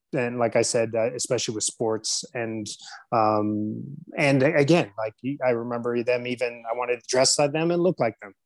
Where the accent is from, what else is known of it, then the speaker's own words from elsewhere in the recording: San Diego, California, United States; I was born and raised in San Diego, California